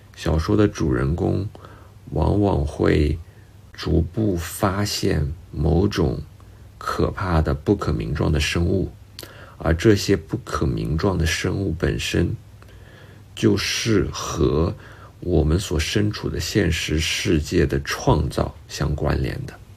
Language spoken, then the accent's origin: Chinese; China; 我们中国人